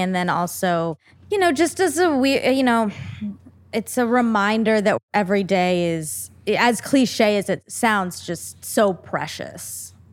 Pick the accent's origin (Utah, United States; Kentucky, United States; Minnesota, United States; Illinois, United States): Minnesota, United States; Duluth; born or raised there; moved away